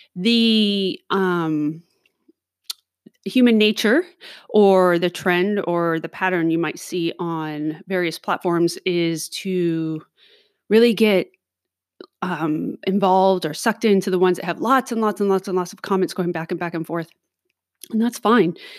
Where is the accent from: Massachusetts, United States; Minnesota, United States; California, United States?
California, United States; Los Angeles; moved away; I grew up in Los Angeles